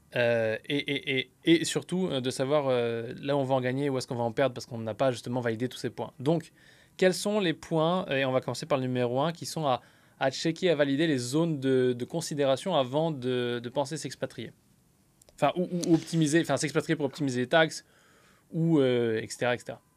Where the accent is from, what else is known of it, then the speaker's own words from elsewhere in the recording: France; now in United States; je vis aux États-Unis mais je suis français